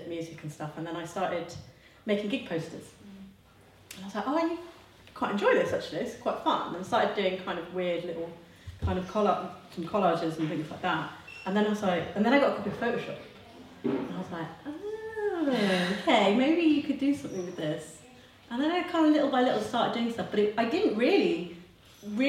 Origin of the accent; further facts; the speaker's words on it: near Grantham, Lincolnshire, East Midlands, United Kingdom; now in Margate, United Kingdom; I'm from Lincolnshire, I'm from near Grantham